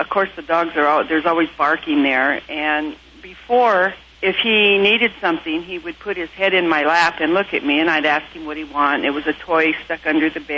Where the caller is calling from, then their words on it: Washington, United States; I'm calling from Washington State